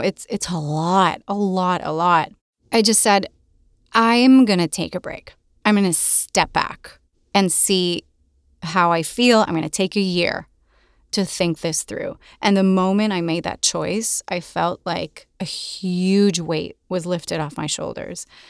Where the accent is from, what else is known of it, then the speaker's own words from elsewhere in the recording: Puerto Rico; first language Spanish; English is a second language; moved away as an adult; also born or lived in Boston; I was born and raised in Puerto Rico, and my, my first language is Spanish